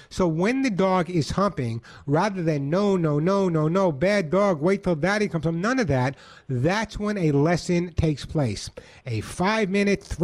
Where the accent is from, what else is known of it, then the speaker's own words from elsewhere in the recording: New York, United States; now in Santa Monica, United States; I live in Santa Monica, although I'm from New York. Some people say I still have an accent